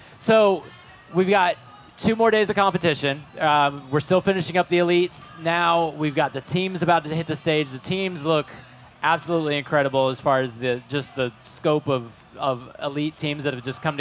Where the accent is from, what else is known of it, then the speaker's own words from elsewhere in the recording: Ocala, Florida, United States; I'm from Ocala